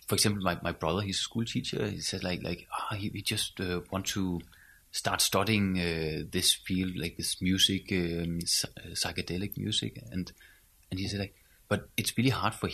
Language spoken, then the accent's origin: English; Skive, Central Denmark Region, Denmark; From the northern part. I come from Skive